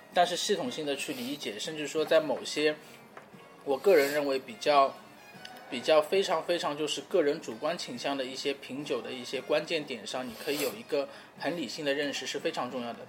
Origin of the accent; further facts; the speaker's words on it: China; 我们中国人